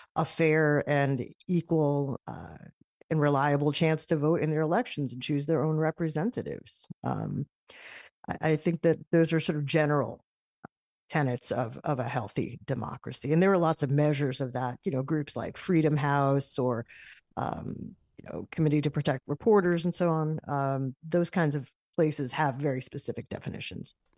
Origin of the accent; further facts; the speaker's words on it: United States; as an American